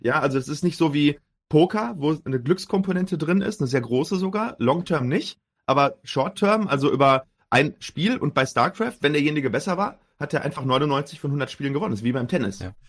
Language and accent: German; Herne, North Rhine-Westphalia, Germany; also born or lived in Duisburg / Münster; bin geboren in Duisburg, aufgewachsen in Herne im schönen Ruhrgebiet